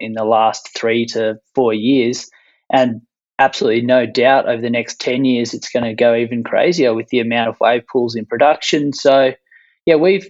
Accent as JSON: {"language": "English", "town": "Point Leo", "region": "Victoria", "country": "Australia", "tie": "born or raised there", "said": "I grew up on the beach on the Mornington Peninsula, a small little town called Point Leo, surfing every single day"}